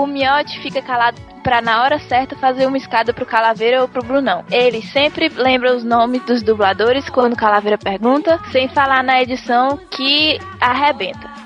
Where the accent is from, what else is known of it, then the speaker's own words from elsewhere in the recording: São Paulo, Brazil; Olá, eu sou de São Paulo, capital, tenho 21 anos de idade.